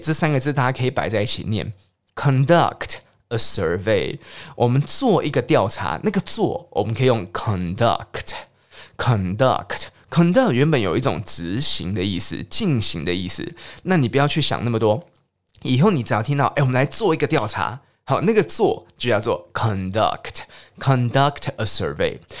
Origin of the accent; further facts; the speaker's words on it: Taiwan; 总之我们台湾人都喜欢跑出去日本、韩国，然后或是去泰国、越南等等等地方玩